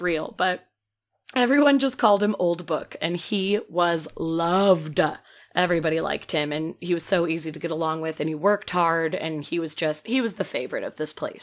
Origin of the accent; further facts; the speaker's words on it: Peoria, Illinois, United States; moved away; Bartonville, Illinois, very close to my hometown